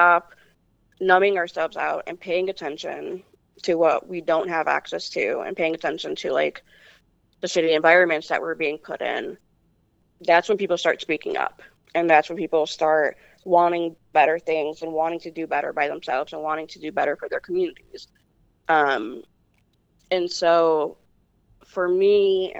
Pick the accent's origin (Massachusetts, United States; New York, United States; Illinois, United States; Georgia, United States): Illinois, United States; Chicago; I was born in Humboldt Park in Chicago, which is on the northwest side. But it was predominantly, when I was born, predominantly a Puerto Rican neighborhood. And not very cared for by the city